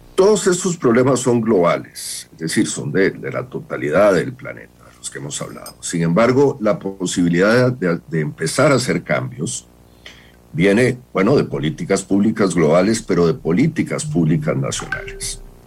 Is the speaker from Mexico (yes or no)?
no; Costa Rica